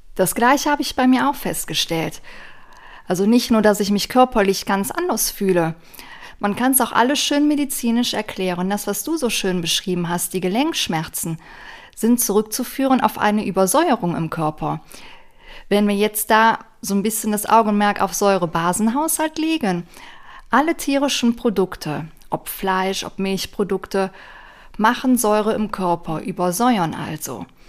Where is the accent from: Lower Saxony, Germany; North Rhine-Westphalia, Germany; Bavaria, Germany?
North Rhine-Westphalia, Germany; near Aachen; Ich komme aus der Nähe von Aachen, Nordrhein-Westfalen, Deutschland